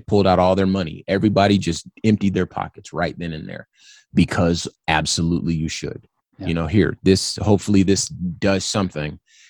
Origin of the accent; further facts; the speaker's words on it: California, United States; I'm from California, so I've been to beaches.